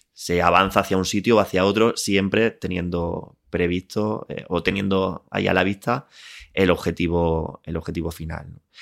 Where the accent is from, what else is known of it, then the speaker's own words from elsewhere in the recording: Linares, Andalusia, Spain; moved away as an adult; also born or lived in Málaga; now in Madrid, Spain; nací en Linares, eh, viví allí hasta que me fui a estudiar a, Málaga